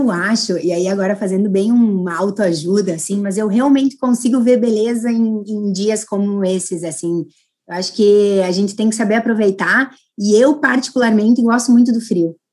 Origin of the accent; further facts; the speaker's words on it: Casca, Rio Grande do Sul, Brazil; o meu sotaque denuncia, né? Eu sou do interior, sou de Casca, que é uma cidadezinha de 9 mil habitantes que fica próxima a Passo Fundo